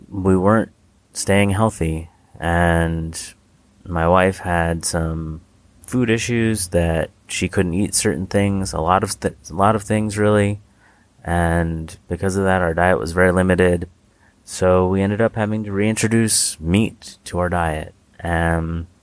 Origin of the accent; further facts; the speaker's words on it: United States; we're both from the States